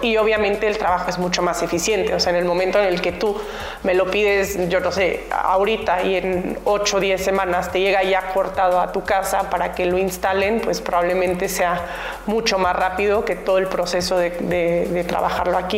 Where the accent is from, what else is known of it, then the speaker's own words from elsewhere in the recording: Mexico; moved away; siendo mexicana vengo muy seguido a México